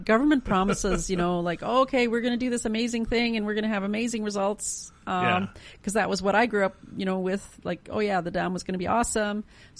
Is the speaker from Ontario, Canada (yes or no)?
no; near the Bennett Dam, British Columbia, Canada; I grew up near the Bennett Dam, or relatively near, and I was born the year that it was finished